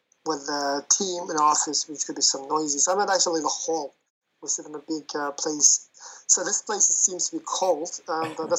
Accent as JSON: {"language": "English", "country": "Uzbekistan", "tie": "born or raised there", "moved": "yes", "said": "I come also from Uzbekistan originally."}